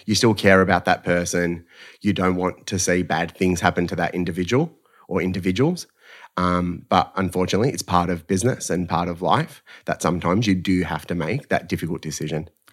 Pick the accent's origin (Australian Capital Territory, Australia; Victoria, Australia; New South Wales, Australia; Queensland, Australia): Victoria, Australia; Melbourne; Essendon Keelor College